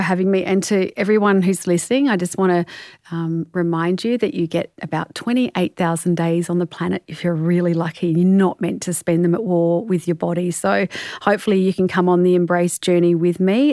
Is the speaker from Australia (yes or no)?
yes; Australia